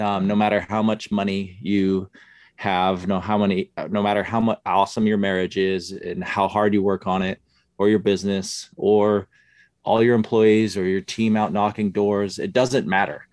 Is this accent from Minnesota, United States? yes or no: no; Utah, United States; moved away as an adult; I grew up in Utah